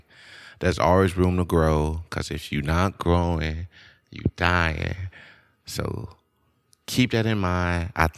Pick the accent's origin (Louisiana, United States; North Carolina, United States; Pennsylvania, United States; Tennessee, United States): Louisiana, United States; Shreveport; Like, I grew up in Bossier, Shreveport, Louisiana, but I was just in crazy situations that I have no business being in.